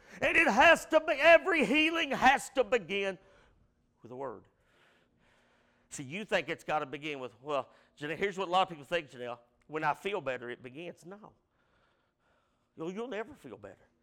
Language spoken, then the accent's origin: English; Irvine, Kentucky, United States; I grew up in sports around Irvin